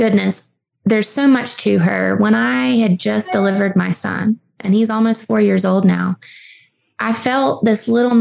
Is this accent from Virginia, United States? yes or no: yes; Southwest Virginia, United States; I'm from Southwest Virginia.